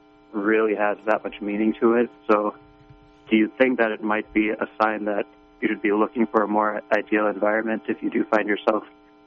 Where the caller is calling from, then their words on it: Utah, United States; Hi, this is a caller from Utah again.